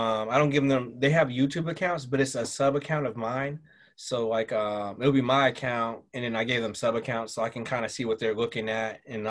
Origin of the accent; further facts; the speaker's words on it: the South, United States; accent: Southern; Like when I go home, my Southern accent comes out. And it's not even, I don't even do it on purpose.